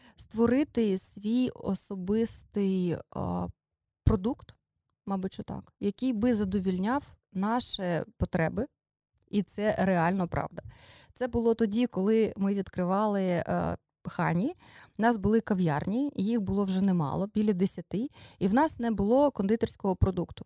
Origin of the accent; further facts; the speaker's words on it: Dnipro, Dnipropetrovsk Oblast, Ukraine; moved away as an adult; now in Kyiv, Ukraine; ми з Дніпра, ми приїхали